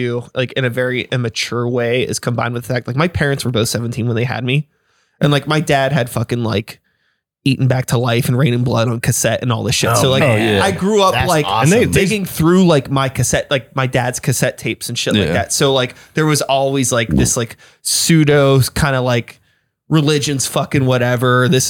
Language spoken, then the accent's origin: English; Wilkinsburg, Pennsylvania, United States; I grew up in Wilkinsburg. So I'm like in the like inner city, you know what I mean?